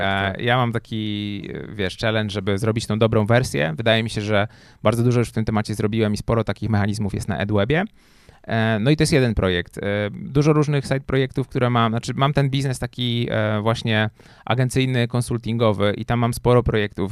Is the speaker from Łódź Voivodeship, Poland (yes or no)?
yes; Łódź, Łódź Voivodeship, Poland; moved away as an adult; also born or lived in Warsaw; ja jak przyjechałem do Warszawy, bo jestem z Łodzi, przyjechałem do Warszawy na studia